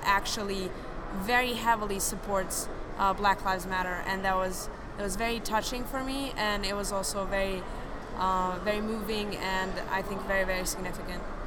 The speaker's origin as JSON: {"language": "English", "country": "Serbia", "moved": "yes", "lives_now": "France", "said": "I do live in France currently, and I'm also originally from Serbia."}